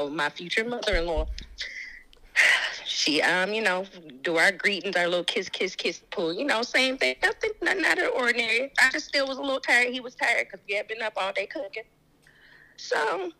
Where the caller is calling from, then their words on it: Raleigh, North Carolina, United States; I'm calling from Raleigh, North Carolina.